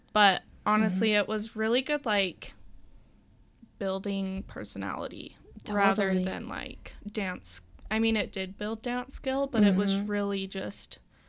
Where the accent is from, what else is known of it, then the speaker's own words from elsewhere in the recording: Pleasant Grove, Utah, United States; also born or lived in Cedar City, Utah; I grew up here in Pleasant Grove.